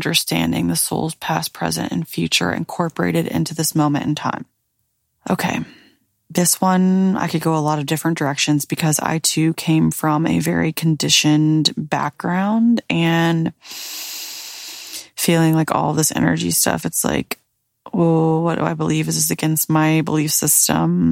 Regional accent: the South, United States; now in Florida, United States; Growing up in the South

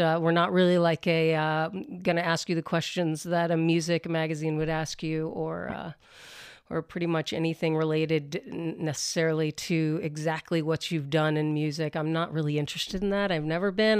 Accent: the South, United States; I grew up in the South as well

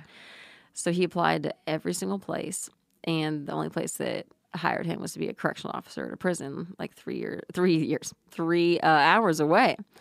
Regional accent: New Braunfels, Texas, United States; I grew up in New Braunfels, Texas

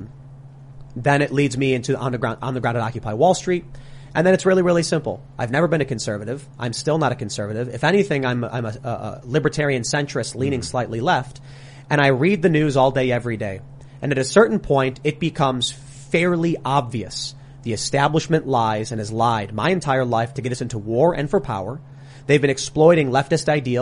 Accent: Chicago, Illinois, United States; I'm from Chicago. I grew up in a city run by Democrats for 80 years.

